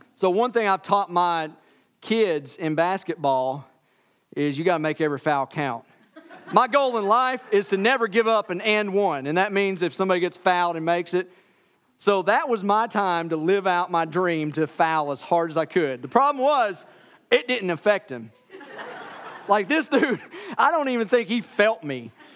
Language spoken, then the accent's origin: English; Tennessee, United States; I'm from Tennessee.